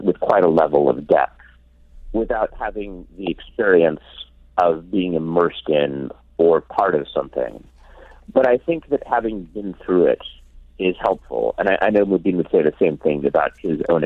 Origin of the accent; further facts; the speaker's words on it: Ashland, Oregon, United States; the town which I grew up in, Ashland, Oregon